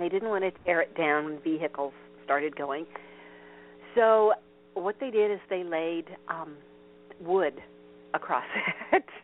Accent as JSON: {"language": "English", "town": "Vincennes", "region": "Indiana", "country": "United States", "tie": "born or raised there", "said": "near where I grew up, which huh. is uh, Vincennes, Indiana"}